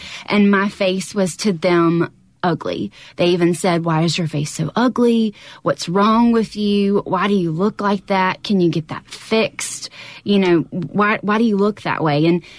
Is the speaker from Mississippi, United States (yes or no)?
yes; Brookhaven, Mississippi, United States; I'm from Brookhaven, so that was home.